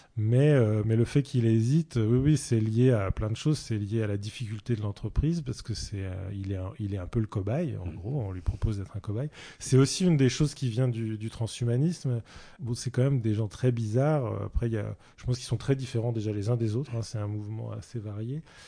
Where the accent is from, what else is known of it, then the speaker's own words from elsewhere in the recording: Saint-Brieuc, Brittany, France; je suis né à Saint-Brieuc